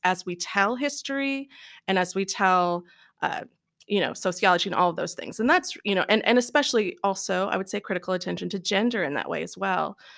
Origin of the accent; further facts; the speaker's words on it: Louisville, Kentucky, United States; moved away; I was born and raised in Louisville